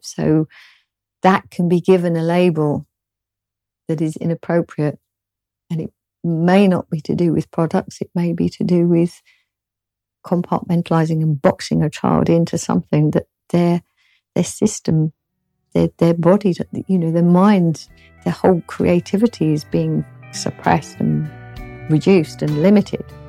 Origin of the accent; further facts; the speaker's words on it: London, United Kingdom; accent: British; I'm from the South, kind of originally from London, not Cockney